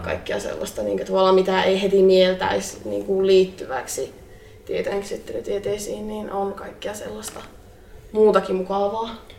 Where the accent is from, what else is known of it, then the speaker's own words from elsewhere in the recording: Oulu, North Ostrobothnia, Finland; mä oon kotoisin täältä Oulusta